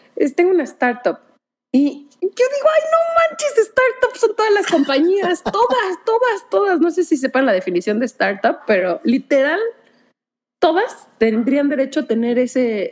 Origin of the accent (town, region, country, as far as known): Mexico